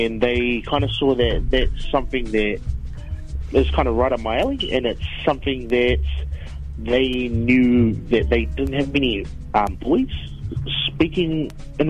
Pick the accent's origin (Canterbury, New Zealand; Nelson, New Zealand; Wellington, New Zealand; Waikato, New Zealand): Wellington, New Zealand; also born or lived in Dunedin; I'm half Samoan, half Kiwi, born and bred in Wellington